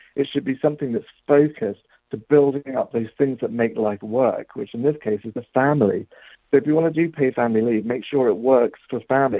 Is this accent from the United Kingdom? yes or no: yes; England, United Kingdom; accent: English; That's my English